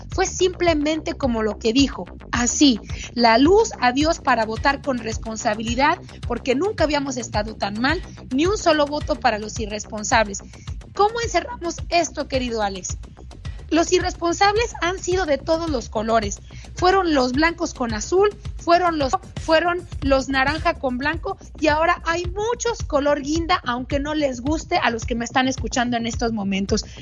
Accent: Mexico; en mi país, en México

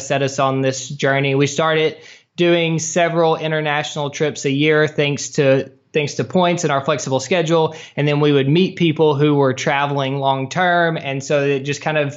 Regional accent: Hendersonville, Tennessee, United States; moved away; The suburbs, about 25 minutes northeast in a town called Hendersonville.

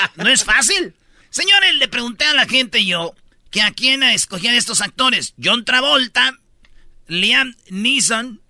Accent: Mexico; como mexicano

